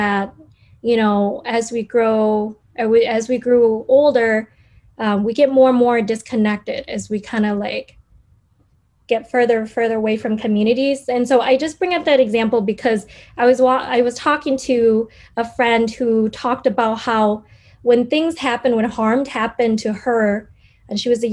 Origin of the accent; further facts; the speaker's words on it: Minneapolis, Minnesota, United States; I grew up in Northside in the Harrison neighborhood